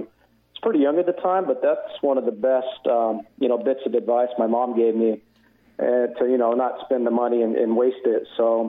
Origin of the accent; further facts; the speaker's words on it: Southern California, United States; I was born and raised in Southern California, so I was the typical, middle-class family.